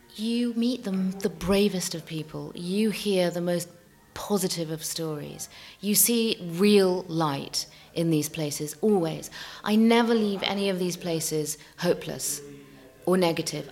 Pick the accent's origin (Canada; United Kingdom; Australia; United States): United Kingdom; London; also born or lived in Tehran, Iran; I'm a Londoner at heart. I'm a Londoner through and through.